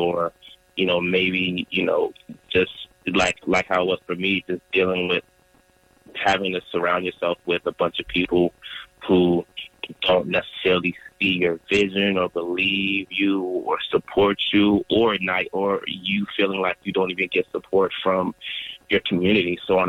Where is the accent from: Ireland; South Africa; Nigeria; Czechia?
Nigeria; And my brothers and my parents and their parents, they were all just taught, especially being Nigerian